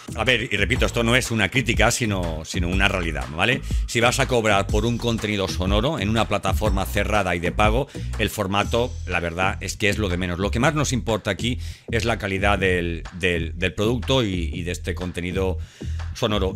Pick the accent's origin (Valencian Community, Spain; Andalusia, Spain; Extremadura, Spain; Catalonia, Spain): Valencian Community, Spain; Elche; now in Seville, Spain; aunque vivo en Sevilla, soy, vamos, soy de Elche, soy, soy alicantino